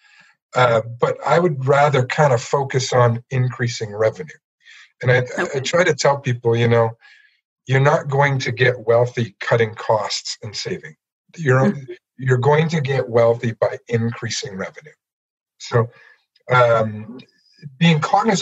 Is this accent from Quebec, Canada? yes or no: no; Ottawa, Ontario, Canada; moved away as an adult; also born or lived in Palm Beach, Florida / Guelph; now in Peterborough, Canada; I grew up in Ottawa